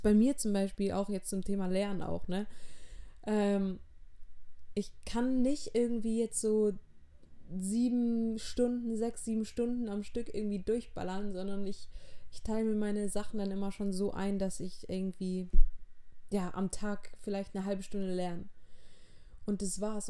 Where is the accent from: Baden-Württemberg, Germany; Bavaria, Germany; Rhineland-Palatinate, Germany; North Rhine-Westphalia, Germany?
Baden-Württemberg, Germany; Auenstein; also born or lived in Backnang / Schleswig-Holstein; Ich bin mit fünf ungefähr wieder zu meinem Papa gezogen. Ähm, der hat in Auenstein gewohnt und wir wohnen auch immer noch in Auenstein. Das ist ein kleines Dorf in der Nähe von Heilbronn